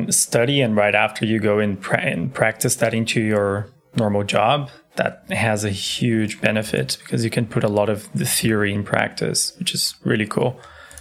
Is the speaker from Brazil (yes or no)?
yes; Brazil; now in Berlin, Germany; I'm from Brazil.